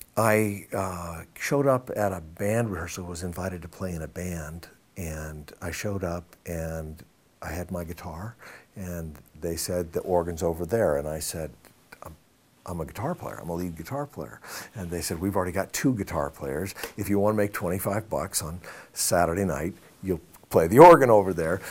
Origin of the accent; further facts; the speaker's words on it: Iowa, United States; growing up in Iowa.